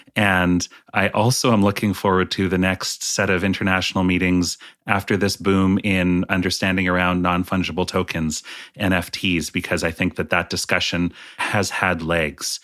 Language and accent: English; British Columbia, Canada; also born or lived in Vernon; I grew up in British Columbia